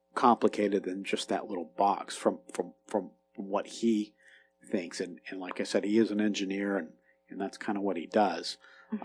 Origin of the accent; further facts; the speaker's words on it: Kentucky, United States; also born or lived in Florida; now in Appalachia, United States; grew up in Kentucky.